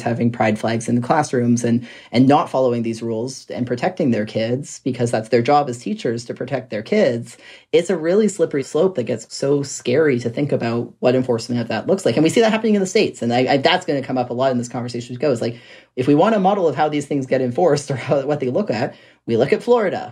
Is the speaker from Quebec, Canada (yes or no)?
no; Red Deer, Alberta, Canada; my hometown in Red Deer